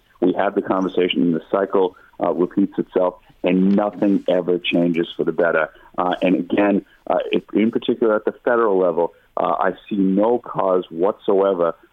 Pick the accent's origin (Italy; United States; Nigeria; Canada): United States; Massachusetts; in Massachusetts, my home state